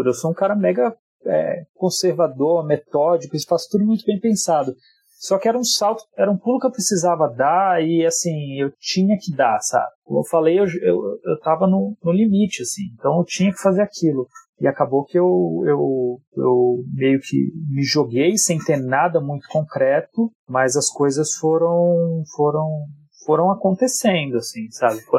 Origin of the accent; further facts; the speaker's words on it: São Paulo, Brazil; born there; Eu nasci aqui em São Paulo. A minha família inteira é do Nordeste, ela é do Ceará. Para ser mais específico ainda, é do Crato.